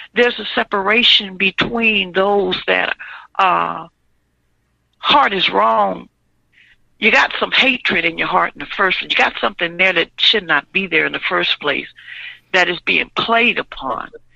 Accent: Louisiana, United States; now in Illinois, United States; I'm from Louisiana

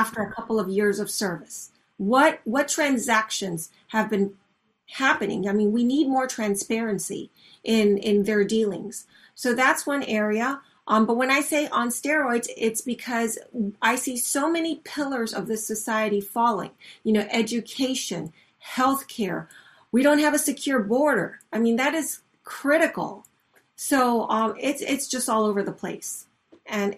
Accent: Venezuela; moved away as an adult; also born or lived in Mexico; now in Florida, United States; when I was growing up in Venezuela, Venezuela was in the top 10 economies of the world

